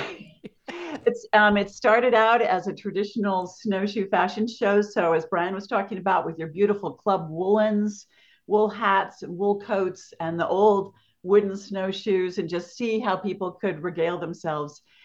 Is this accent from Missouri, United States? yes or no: yes; St. Louis, Missouri, United States; moved away as an adult; also born or lived in Maine; now in Norway, Maine, United States; I come from the Midwest, um, St. Louis.